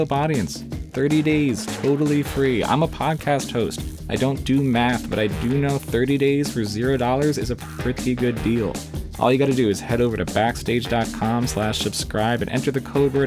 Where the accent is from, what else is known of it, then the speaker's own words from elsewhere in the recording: New Jersey, United States; I am cursed to sound like I was born and raised in New Jersey my entire life